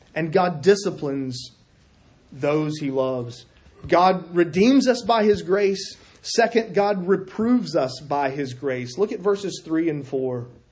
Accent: South Carolina, United States; moved away; I'm from South Carolina.

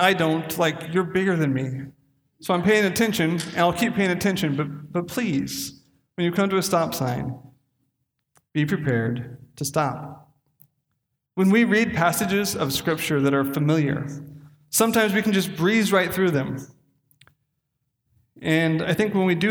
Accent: Castle Rock, Washington, United States; the end of the street I grew up on in Castle Rock, Washington, where 2,000 people live

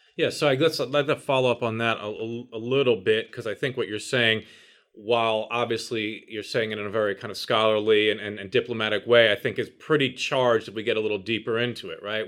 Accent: New York City, New York, United States; I grew up in New York City

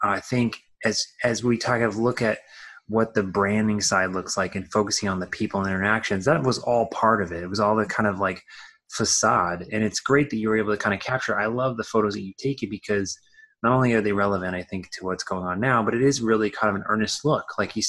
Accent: Midwest, United States; I grew up in the Midwest.

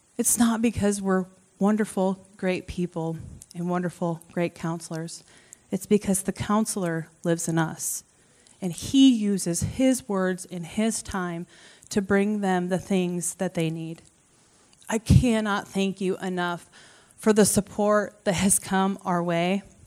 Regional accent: Creston, Iowa, United States; I grew up around Creston, and so it's kind of what I would consider to be my hometown.

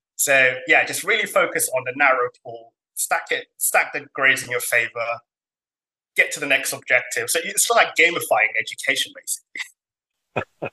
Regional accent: Somalia; now in United Kingdom; I'm kind of from Africa, Somalia specifically and I wasn't born in this country.

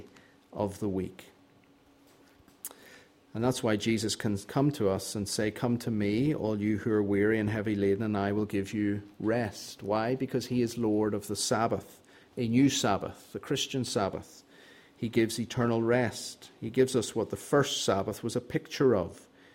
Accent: Northern Ireland, United Kingdom; I grew up in Northern Ireland

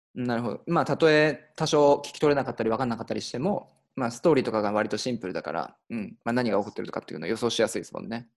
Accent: Nagano, Japan; 出身が長野県で、まあ、長野オリンピックあのやった近くで、まあ、育ったんで

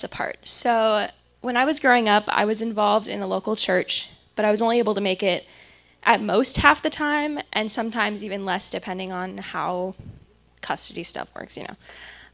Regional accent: California, United States; moved away as an adult; now in Pennsylvania, United States; I'm originally from California

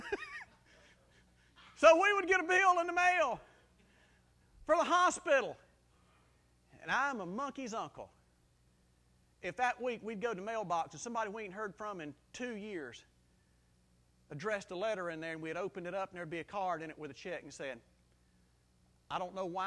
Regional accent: South Mississippi, United States; I grew up in South Mississippi, and we were so close to Louisiana that a lot of my friends talk like Cajuns

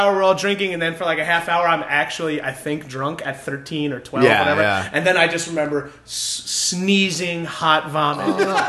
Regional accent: Long Island, New York, United States; now in Los Angeles, United States; I grew up on Long Island.

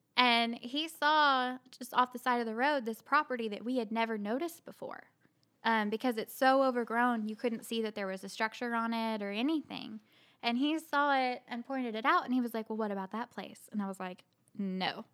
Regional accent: Bartlesville, Oklahoma, United States; moved away as an adult; also born or lived in Tucson, Arizona / Frisco, Texas; now in Pawhuska, United States; we're both from Bartlesville

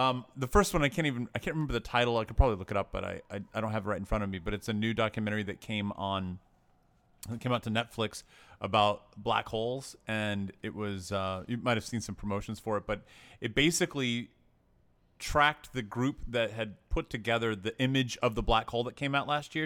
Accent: Tennessee, United States; I grew up in Tennessee

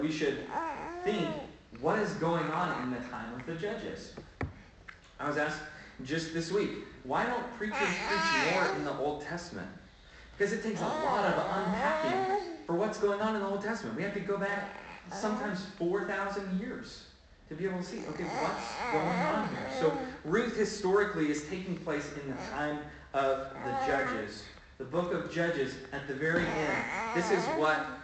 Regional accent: Oklahoma, United States; I'm from Oklahoma

